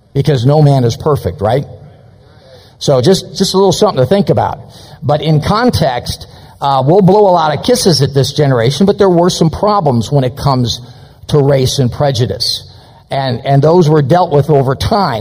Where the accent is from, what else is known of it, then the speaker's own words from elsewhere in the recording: Chicago suburbs, Illinois, United States; I was born in Chicago. But by the time I was about 6 years old, my folks moved us out to the suburbs